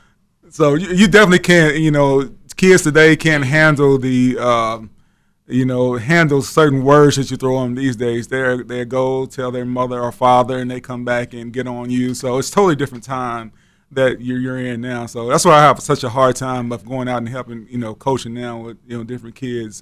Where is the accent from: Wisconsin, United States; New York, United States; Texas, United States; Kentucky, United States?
Kentucky, United States; Lynch; born or raised there